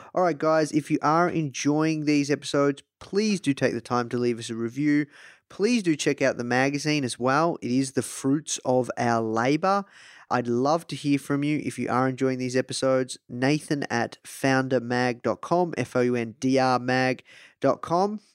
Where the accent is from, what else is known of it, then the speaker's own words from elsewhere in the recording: Australia; I'm from Australia